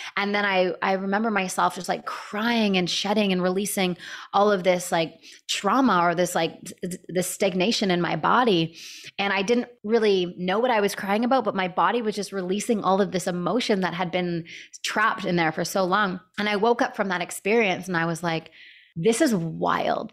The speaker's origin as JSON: {"language": "English", "country": "Canada", "moved": "yes", "lives_now": "San Diego, United States", "said": "I was living in Canada at the time. I'm Canadian."}